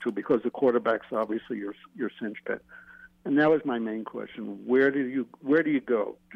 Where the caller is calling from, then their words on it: New Mexico, United States; from New Mexico.